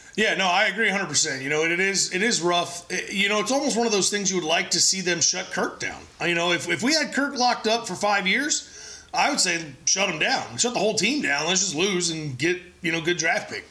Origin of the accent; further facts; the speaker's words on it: San Diego, California, United States; I was born in San Diego